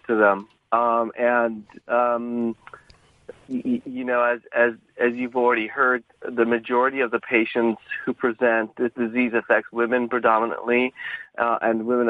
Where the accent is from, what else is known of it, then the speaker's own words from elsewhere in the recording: Irvine, California, United States; I grew up in Southern California in Orange County in Irvine